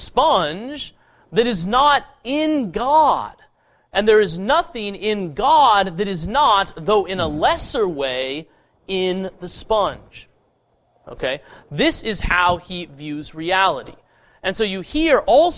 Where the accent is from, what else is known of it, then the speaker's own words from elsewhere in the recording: Boulder, Colorado, United States; growing up in the People's Republic of Boulder, Colorado